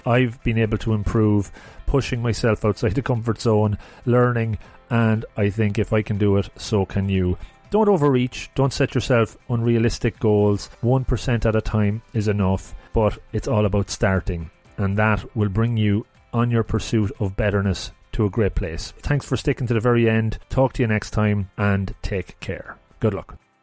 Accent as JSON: {"language": "English", "town": "Longford", "region": "Leinster", "country": "Ireland", "moved": "yes", "said": "I'm originally from Longford"}